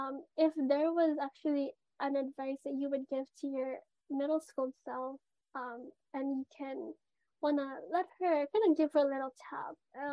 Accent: Philippines; I'm Filipino.

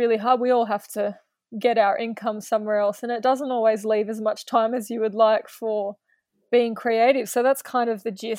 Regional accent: Australia; as an Australian

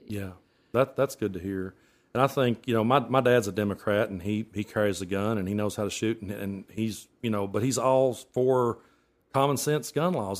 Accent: Middlesboro, Kentucky, United States; I was raised in Middlesbrough, Kentucky

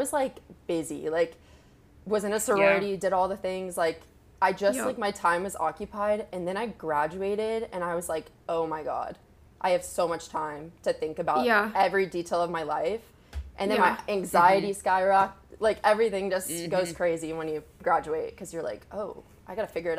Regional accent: Charlotte, North Carolina, United States; I'm 22 years old, and I'm from Charlotte, North Carolina.

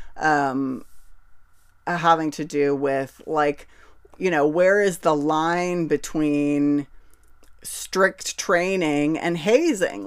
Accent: United States; as an American person who grew up

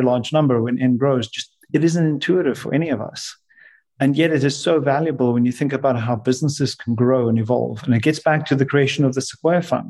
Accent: South Africa; my time growing up in South Africa playing rugby

